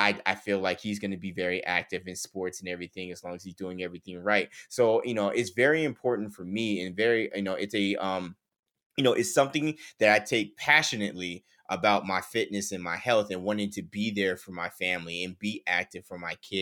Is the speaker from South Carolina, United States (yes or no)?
no; Las Vegas, Nevada, United States; I'm born and raised in Las Vegas. I've been here for majority of my life